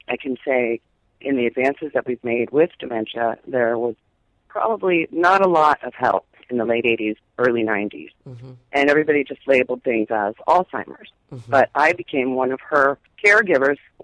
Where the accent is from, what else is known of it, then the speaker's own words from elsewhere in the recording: Miami, Florida, United States; I grew up in Miami.